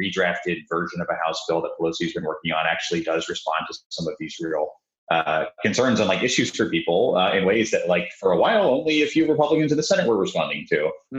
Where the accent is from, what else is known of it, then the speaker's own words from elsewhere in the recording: Arkansas, United States; moved away; my home state of Arkansas